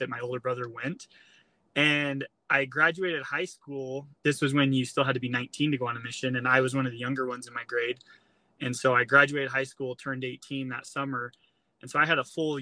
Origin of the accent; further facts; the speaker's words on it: Utah, United States; I grew up here in Utah